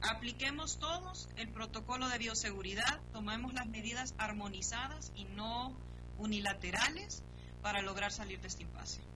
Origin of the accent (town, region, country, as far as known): Honduras